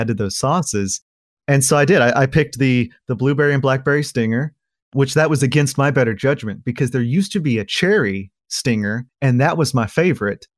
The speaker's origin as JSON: {"language": "English", "region": "Oklahoma", "country": "United States", "tie": "born or raised there", "moved": "as an adult", "lives_now": "Fayetteville, United States", "said": "I was born here in Fayetteville, but I moved to a little beef cattle farm that my family owns just right over the border into Oklahoma when I was a young kid"}